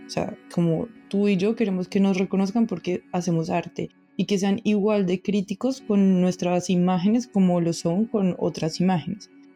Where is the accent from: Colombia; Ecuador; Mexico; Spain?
Colombia; moved away; nosotros como colombianos